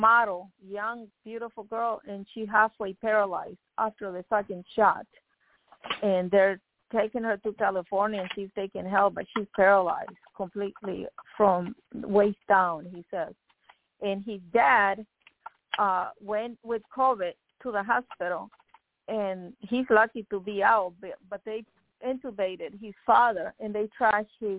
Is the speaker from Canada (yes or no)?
no; Nicaragua; now in United States; When I came from Nicaragua